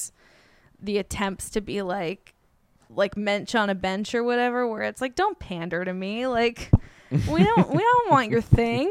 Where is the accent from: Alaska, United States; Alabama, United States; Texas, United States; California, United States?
California, United States; Bay Area; moved away as an adult; also born or lived in New York; now in Los Angeles, United States; I grew up in the Bay Area.